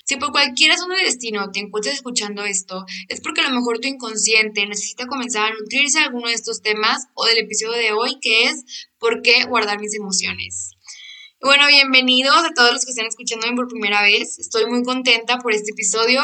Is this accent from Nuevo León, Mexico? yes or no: yes; Monterrey, Nuevo León, Mexico; Yo soy de Monterrey